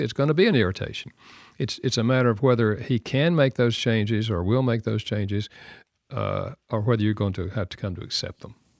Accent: the South, United States; I'm from the South

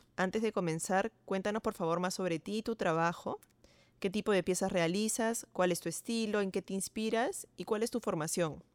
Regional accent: Peru; soy arquitecta peruana

